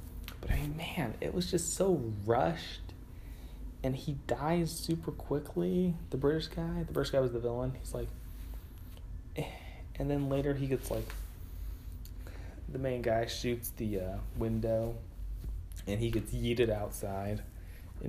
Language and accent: English; California, United States; I'm Californian